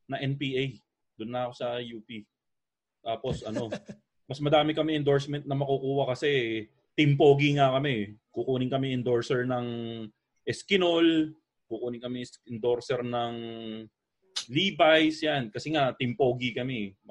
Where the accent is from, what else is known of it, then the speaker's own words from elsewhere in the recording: Malabon, Metro Manila, Philippines; umuwi sa amin sa Malabon